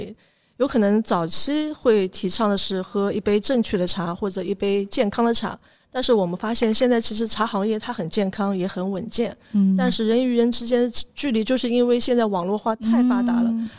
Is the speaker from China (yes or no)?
yes; China; 然后我又是城南长大的，就从小对城南，包括现在都有一份独特的情感在里面。